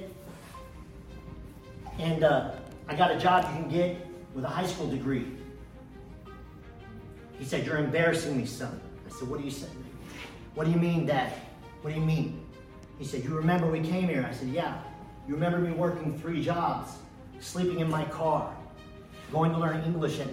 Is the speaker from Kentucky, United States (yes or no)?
no; Dallas, Texas, United States; also born or lived in Istanbul, Turkey / Plano, Texas; I grew up here in Dallas